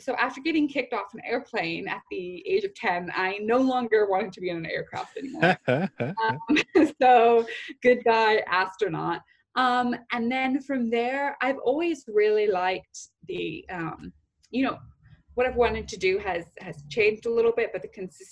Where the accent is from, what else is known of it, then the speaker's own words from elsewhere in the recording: Bellevue, Washington, United States; also born or lived in Southern California / Rome; now in London, United Kingdom; I grew up in Seattle, Washington, just right outside of Seattle, in a little area called Bellevue